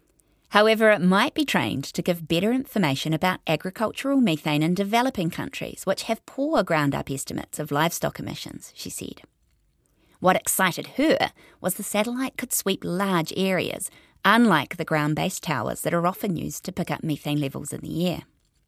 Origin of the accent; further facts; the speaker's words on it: East Coast, Gisborne, New Zealand; when I was growing up on the East Coast